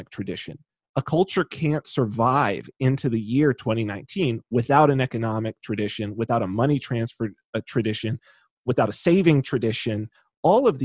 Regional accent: Southern California, United States; I'm from Southern California

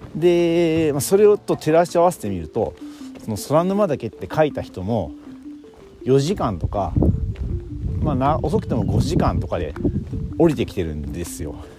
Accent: Kansai, Japan; 僕関西人だからね

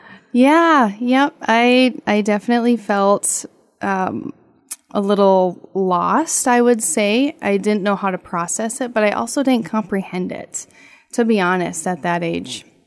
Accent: Laporte, Minnesota, United States; now in Walker, United States; I grew up in LaPorte.

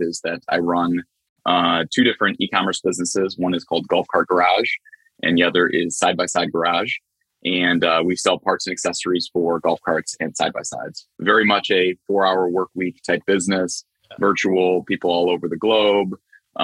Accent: Cleveland, Ohio, United States; I'm from Cleveland, Ohio.

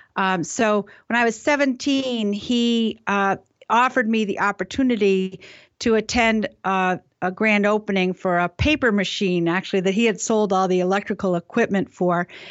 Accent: New Haven, Connecticut, United States; also born or lived in Maine; I was born in New Haven, Connecticut.

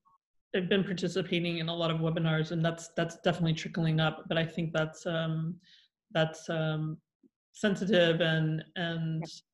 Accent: United States; I'm American

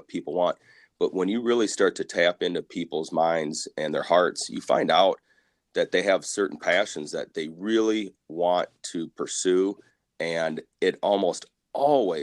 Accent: Dubuque, Iowa, United States; also born or lived in South Dakota; I grew up here in Dubuque area.

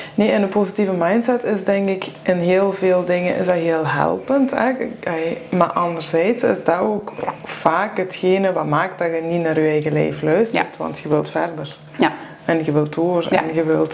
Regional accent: Limburg, Flanders, Belgium; moved away; ik ben van Limburg afkomstig

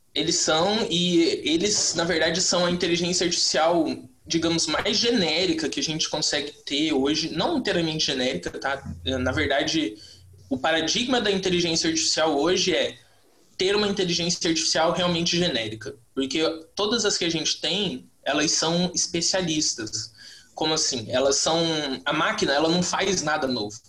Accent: Mato Grosso do Sul, Brazil; eu sou do Mato Grosso do Sul e aqui a gente tem o LIA, na UFMS

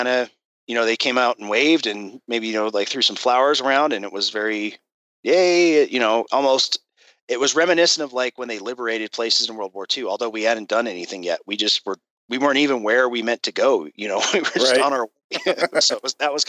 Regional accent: Colorado Springs, Colorado, United States; moved away as an adult; I wanted to get back to Colorado Springs. That's my hometown

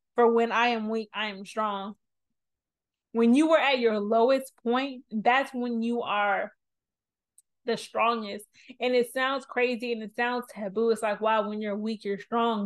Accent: New Orleans, Louisiana, United States; I'm from New Orleans, I'm this age

